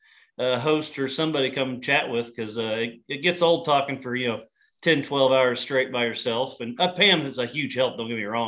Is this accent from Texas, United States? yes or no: no; Paola, Kansas, United States; born and raised in Payola, Kansas, just outside of Kansas City